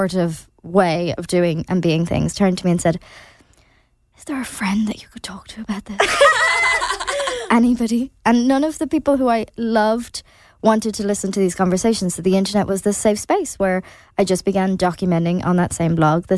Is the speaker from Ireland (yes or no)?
yes; Ireland; as Irish people